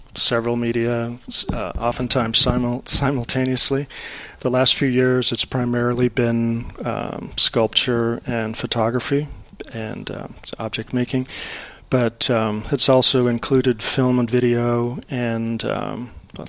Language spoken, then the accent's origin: English; Minneapolis, Minnesota, United States; moved away as an adult; also born or lived in New Jersey / Austin; I was born in New Jersey, but my family moved out to Minnesota, to Minneapolis when I was just a few weeks after my first birthday